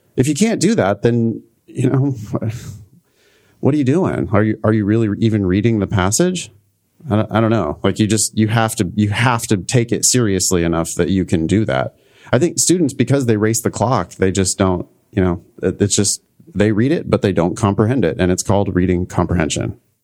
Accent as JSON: {"language": "English", "region": "Central Valley of California", "country": "United States", "tie": "born or raised there", "said": "my hometown in the Central Valley of California"}